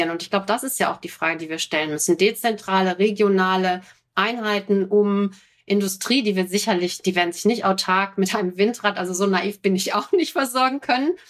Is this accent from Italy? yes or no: no; North Rhine-Westphalia, Germany; Ich komme ja aus dem Ruhrgebiet, wenn ich zu meiner Mutter fahre